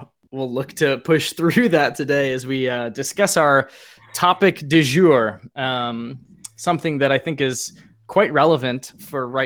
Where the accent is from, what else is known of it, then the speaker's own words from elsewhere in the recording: United States; as an American fan that pretty much exclusively watches European soccer